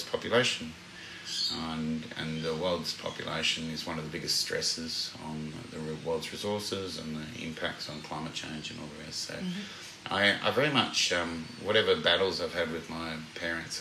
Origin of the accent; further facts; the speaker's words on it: Sydney, New South Wales, Australia; moved away; also born or lived in New Haven, Connecticut, United States / Saigon, Vietnam / Bourke, New South Wales; we grew up in Glebe and Annandale in the inner city